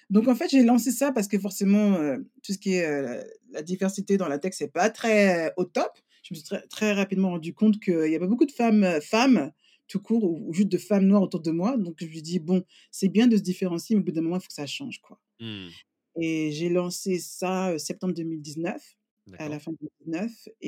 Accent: France; now in England, United Kingdom; moi, quand j'ai quitté la France, euh, bon, ça fait même presque 19 ans

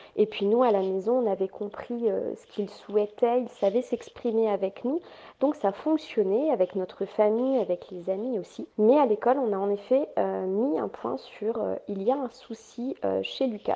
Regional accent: Nord, Hauts-de-France, France; je suis résidente du Nord, j'habite le Nord de la France

